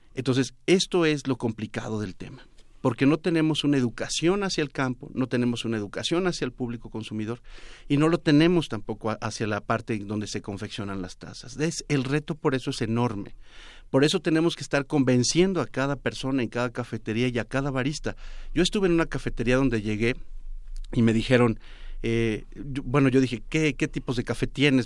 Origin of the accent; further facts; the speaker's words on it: Córdoba, Veracruz, Mexico; Yo vengo de Córdoba. En Córdoba lo primero que aprendes desde niño es a saber cuando a alguien se le está pasando el garbanzo.